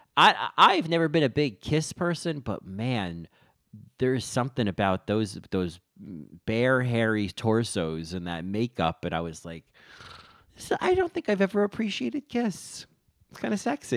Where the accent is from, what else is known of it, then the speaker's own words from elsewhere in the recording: Rahway, New Jersey, United States; I'm from Rahway